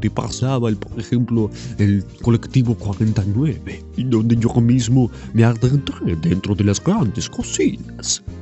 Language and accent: Spanish; Almagro, Buenos Aires, Argentina; also born or lived in France; En realidad yo nací en Francia, pero a los cuatro añitos de muy chiquito me a vivir aquí, a la Argentina